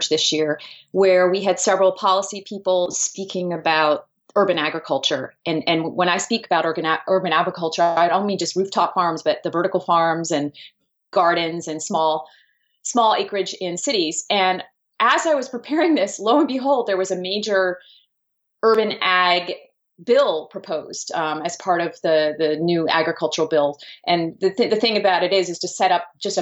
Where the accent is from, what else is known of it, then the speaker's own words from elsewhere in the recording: New Jersey, United States; here in my home state of New Jersey